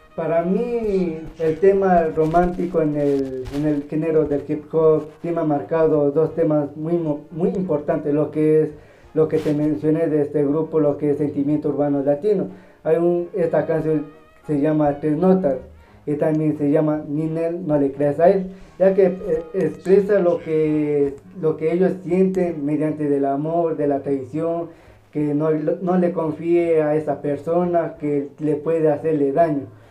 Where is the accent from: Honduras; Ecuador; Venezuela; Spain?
Ecuador; Los grupos de aquí de Ecuador